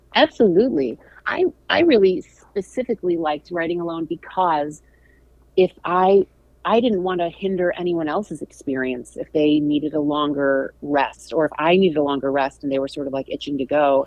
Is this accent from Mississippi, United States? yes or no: no; St. Louis, Missouri, United States; I'm from St. Louis.